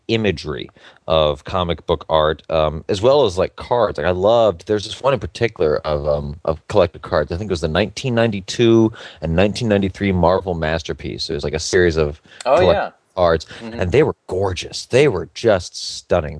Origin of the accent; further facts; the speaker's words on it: San Diego, California, United States; now in New York, United States; born and raised San Diegan